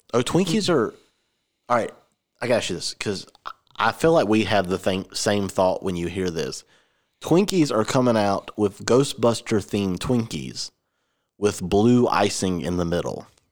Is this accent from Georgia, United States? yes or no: yes; Georgia, United States; I'm from Georgia